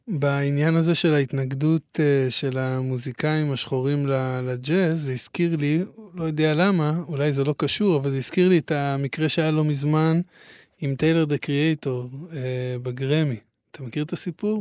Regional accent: Hadera, Haifa District, Israel; אני מחדרה

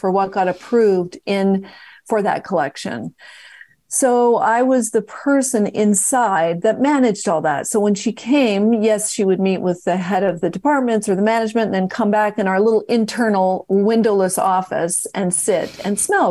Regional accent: West Coast, United States; moved away; also born or lived in New York City; back to the West Coast, 'cause that's where I was born, as you know, I'm from the West Coast

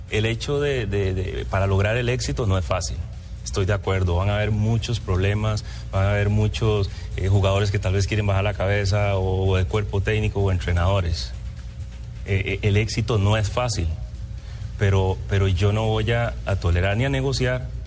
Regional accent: Costa Rica; Yo soy un costarricense muy respetuoso, al igual que todos, y los voy a defender siempre, como los he defendido cuando yo jugaba al fútbol.

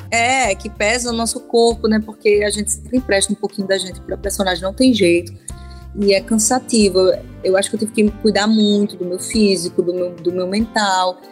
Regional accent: Paraíba, Brazil; now in Rio de Janeiro, Brazil; sou paraibana, o Maranhão tem um sotaque dele, eu tive que correr atrás, né? O ti, o di é diferente do meu ti

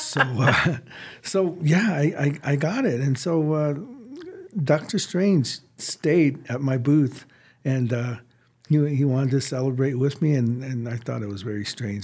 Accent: United States; I'm Native American.

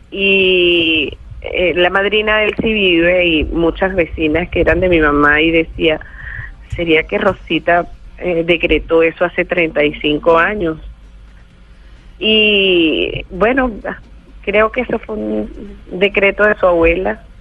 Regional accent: Venezuela; en Venezuela, esta es mi, mi tierra, este es mi país y yo estoy sembrado en Venezuela. Y yo nunca he pensado realmente en irme.

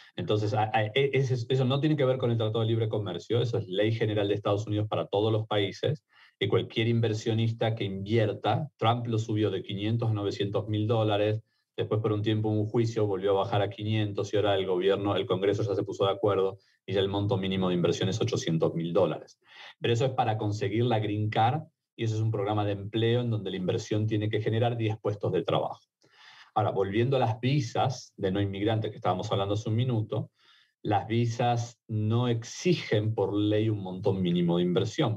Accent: Argentina; accent: Argentine; also born or lived in Mexico; now in United States

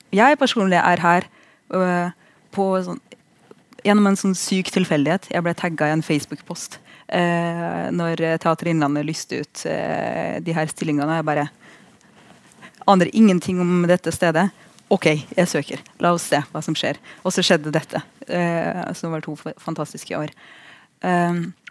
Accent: Russia; now in Norway; jeg er russer

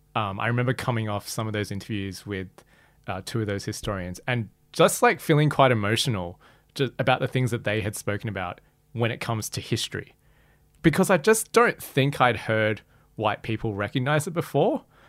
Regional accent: Australia; my experience growing up as Malaysian Chinese in Australia

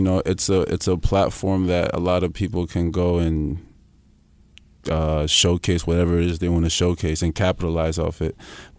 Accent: New York, United States; also born or lived in Peru; I grew up in the East Coast, New York

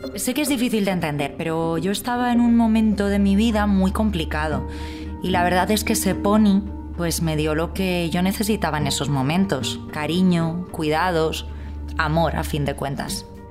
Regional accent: Alfafar, Valencian Community, Spain; me crié en Alfafar, que está muy cerquita de la albufera

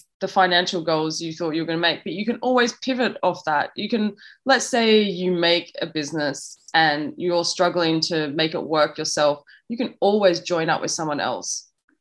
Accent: Australia; moved away; also born or lived in London; my mum's Jamaican, I'm from Australia, I have an English passport, you know, so I'm kind of like dotted all around the world

